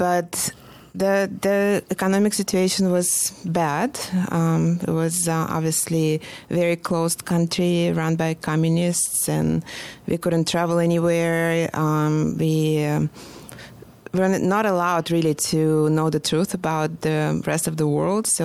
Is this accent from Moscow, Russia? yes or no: no; Saint Petersburg, Russia; English is a second language; moved away as an adult; now in Atlanta, United States; I was born in St. Petersburg, Russia, and I moved here in 1990